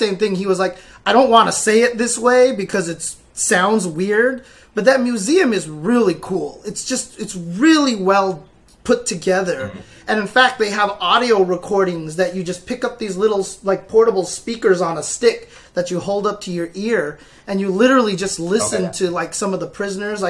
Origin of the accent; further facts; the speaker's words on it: United States; we're from America